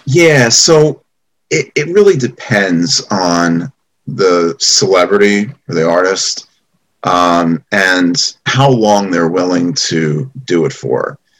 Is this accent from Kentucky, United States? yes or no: no; Great Neck, New York, United States; moved away as an adult; now in New York City, United States; I grew up in uh, Roslyn and uh, Great Neck area